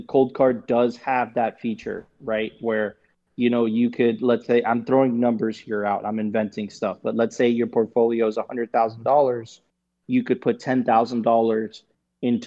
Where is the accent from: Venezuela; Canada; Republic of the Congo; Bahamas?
Venezuela; moved away; I'm from Venezuela. I get it. I spent many years there